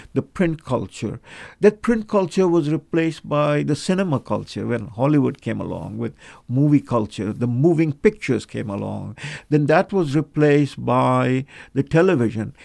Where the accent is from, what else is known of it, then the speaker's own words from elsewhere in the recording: Kolkata, West Bengal, India; I was born in Calcutta